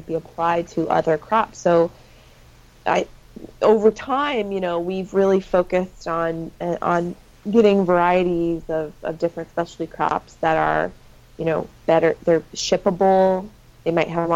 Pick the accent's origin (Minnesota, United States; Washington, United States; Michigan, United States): Washington, United States; I'm from Washington State, which is just objectively the best state in the union